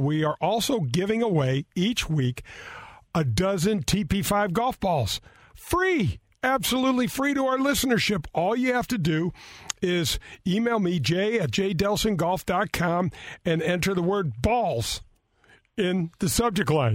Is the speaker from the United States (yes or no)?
yes; North County, Missouri, United States; I grew up in North County